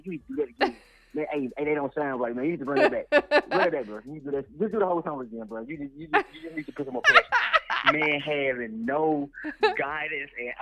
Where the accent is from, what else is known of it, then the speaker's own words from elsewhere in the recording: Gulfport, Mississippi, United States; born and raised in Gulfport all 26 years of my life